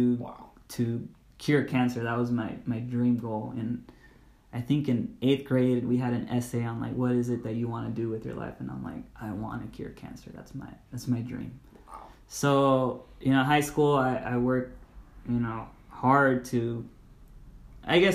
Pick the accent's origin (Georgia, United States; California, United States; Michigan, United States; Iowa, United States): California, United States; La Puente; I grew up in Los Angeles, the metropolitan area